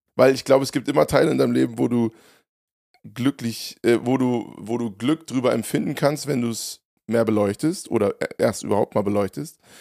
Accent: Hofheim am Taunus, Hesse, Germany; meiner Heimat

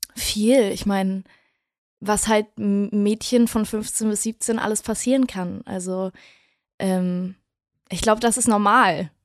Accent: Wedel, Schleswig-Holstein, Germany; now in Berlin, Germany; Ich komme aus Wedel. Ja. Das ist eine kleine Stadt neben Hamburg. Und äh, ich bin aufgewachsen in, in einem ganz, ganz klitzekleinen Haus

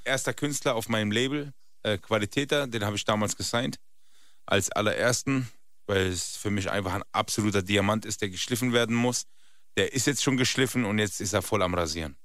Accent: Rhineland-Palatinate, Germany; now in Berlin, Germany; Ich bin eigentlich aus der Grenze zu Frankreich, Rheinland-Pfalz

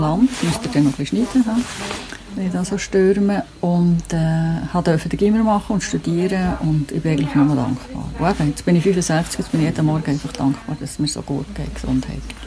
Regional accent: Switzerland; das Glück hatte, in Europa oder in der Schweiz und in relativ privilegierten Verhältnissen geboren zu sein

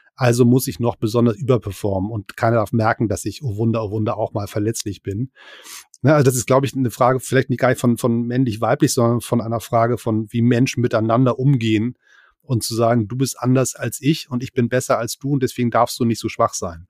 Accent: Hamburg, Germany; also born or lived in near Berlin; now in Berlin area, Germany; Ich bin Exil-Hamburger und wohne in der Nähe von Berlin

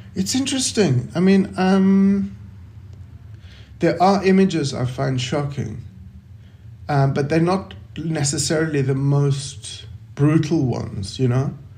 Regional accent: South Africa; growing up in South Africa during apartheid

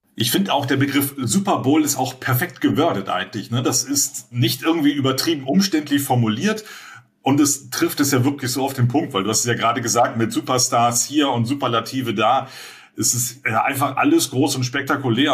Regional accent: Berlin, Germany; ja, aus Berlin, aus Deutschland

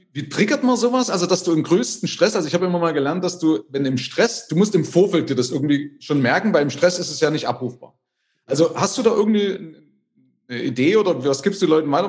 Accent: East Germany, Germany; Aber also ich komme ja aus der DDR.

